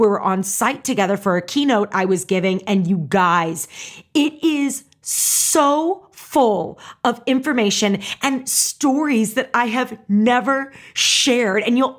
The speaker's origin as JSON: {"language": "English", "town": "St. Louis", "region": "Missouri", "country": "United States", "said": "I'm from St. Louis. So if that's surprising anyone, yeah, I have a St. Louis background and we loved …."}